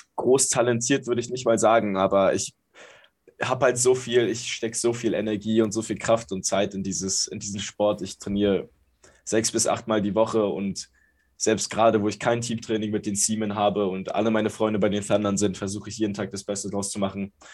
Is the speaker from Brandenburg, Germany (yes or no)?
no; Berlin, Germany; Ich bin geboren in Berlin. Ich komme aus Berlin, bin hier aufgewachsen.